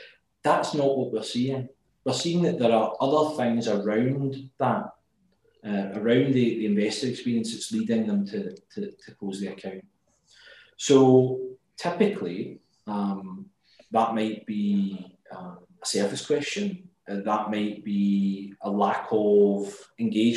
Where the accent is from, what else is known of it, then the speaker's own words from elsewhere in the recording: Glasgow, Scotland, United Kingdom; as you can tell by my accent, I'm from Glasgow